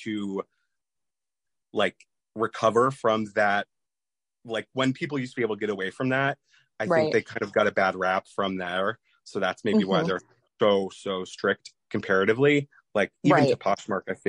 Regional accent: Columbus, Ohio, United States; moved away as an adult; also born or lived in Georgia / Maryland; I grew up in Columbus, Ohio

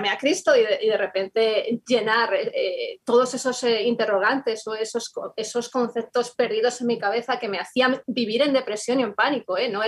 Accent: Madrid, Community of Madrid, Spain; bueno, ambos eh, somos de España, somos eh, de Madrid eh, y nos convertimos al Señor el mismo día

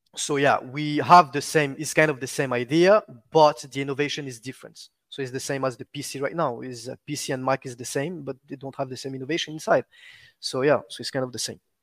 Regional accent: Réunion; first language French; English is a second language; now in Dubai, United Arab Emirates; I was born and raised in Rayonion Island, so which is my, my, my, my language is, is French, actually.

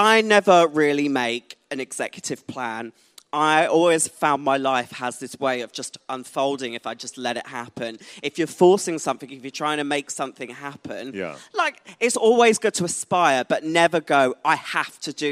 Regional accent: Essex, East of England, United Kingdom; also born or lived in London; I moved back to Essex from London, went back home

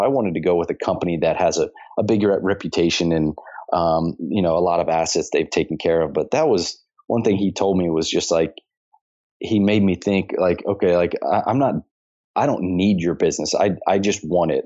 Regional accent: Dayton, Ohio, United States; also born or lived in Scottsdale, Arizona; now in Cincinnati, United States; I have a lot of family where I grew up in Dayton, Ohio, which is only about 45 minutes from here

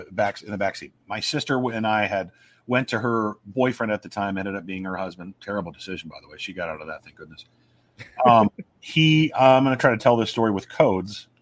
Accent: Omaha, Nebraska, United States; it's my hometown

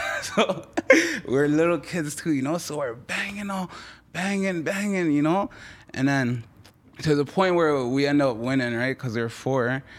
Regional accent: Toronto, Ontario, Canada; first language French; English is a second language; also born or lived in Montreal; actually born in Montreal, right? And then I moved to Toronto, eh, at three

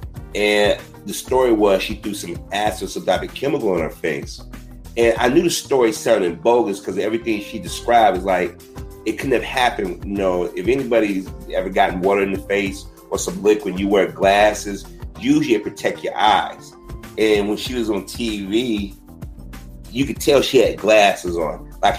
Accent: Chicago, Illinois, United States; I'm from Chicago area, born and raised.

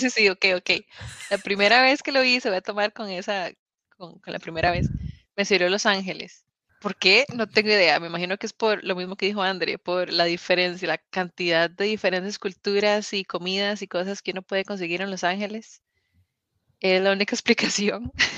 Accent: Costa Rica; now in United Kingdom; yo soy tica

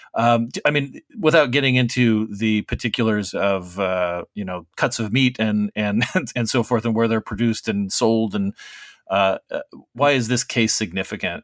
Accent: Arizona, United States; my home state of Arizona

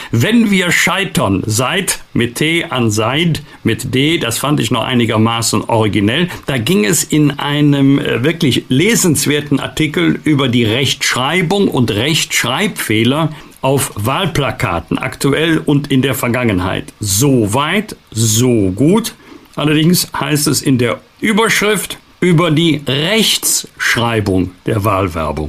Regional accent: Bergisch Gladbach, North Rhine-Westphalia, Germany; aus meiner Heimatstadt Bergisch ladbach

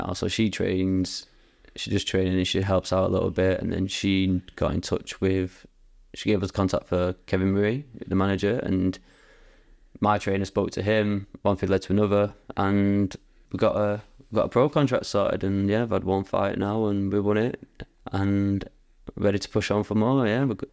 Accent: Bury, North West England, United Kingdom; I'm from Bury

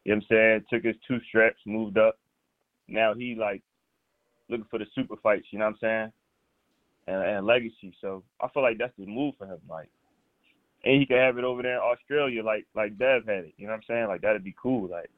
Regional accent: Philadelphia, Pennsylvania, United States; I'm from Philly

